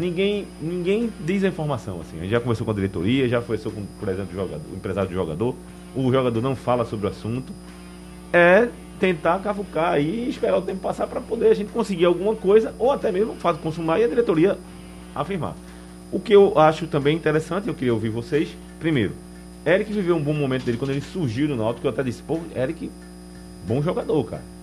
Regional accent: Northeast Region, Brazil; nós somos aqui do Nordeste

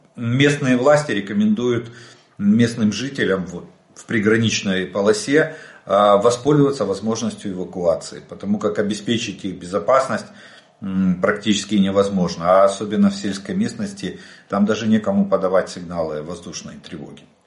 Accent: Ukraine; мы из Украины

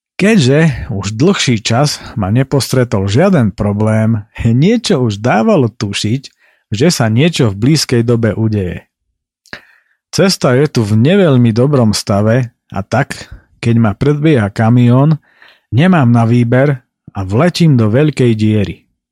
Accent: Slovakia; som sa narodil práve v Tatrách

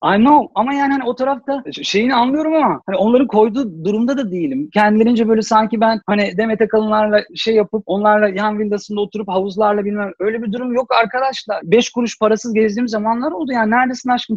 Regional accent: Istanbul, Turkey; Ben bağcılar gibi bir yerde büyüdüm, yetiştim

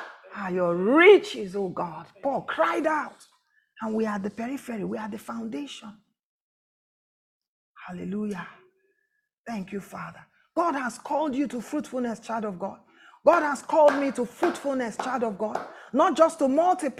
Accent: Abia, Nigeria; I'm from Abia State

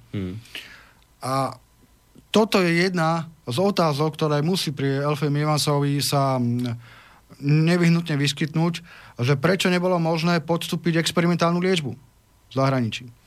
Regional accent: Slovakia; som katolík, uh, som právnik a som Slovák.

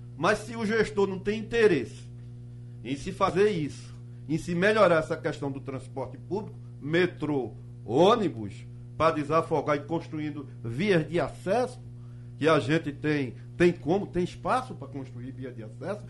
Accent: Quiriá, Pernambuco, Brazil; eu, como sou nascido em Quiriá, ah, tenho mais de 50 anos morando lá

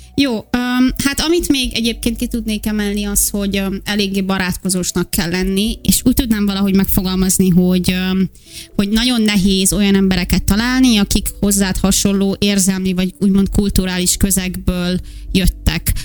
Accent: Hungary; moved away as an adult; körülbelül 5 éve hagytam el először Magyarországot

